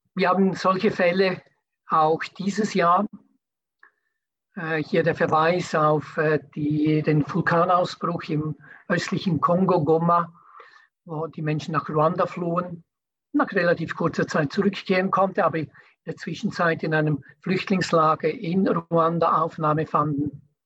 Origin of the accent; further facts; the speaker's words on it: Switzerland; bei uns in der Schweiz